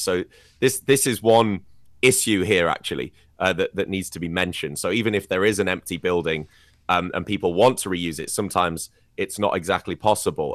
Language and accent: English; United Kingdom; moved away; in my home country, cities like London as well